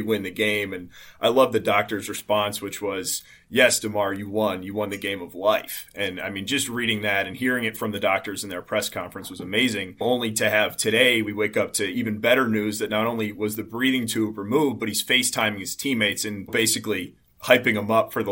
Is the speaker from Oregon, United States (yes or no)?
no; Buffalo, New York, United States; with the two of us growing up in the South Town, I was 5 minutes from the stadium growing up my entire life